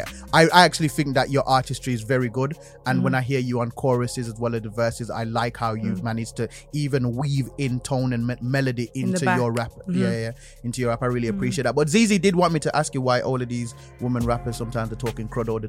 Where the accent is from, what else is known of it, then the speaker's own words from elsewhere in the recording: Birmingham, West Midlands, United Kingdom; I'm from Birmingham